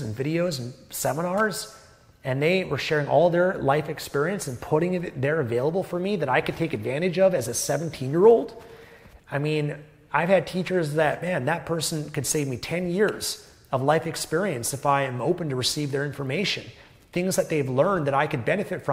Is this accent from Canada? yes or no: yes; Canada; I was born in Canada, a first world developed country